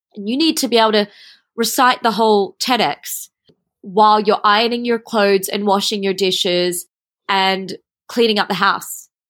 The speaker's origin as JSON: {"language": "English", "country": "Australia", "also_born_or_lived": "Switzerland", "moved": "yes", "lives_now": "Singapore", "said": "I went to study there as a Australian, Asian person in the European environment"}